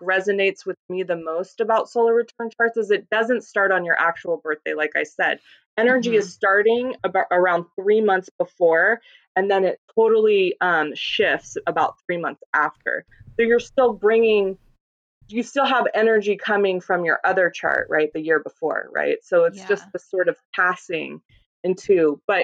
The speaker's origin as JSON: {"language": "English", "town": "Colorado Springs", "region": "Colorado", "country": "United States", "tie": "born or raised there", "moved": "yes", "said": "I was born in Colorado Springs"}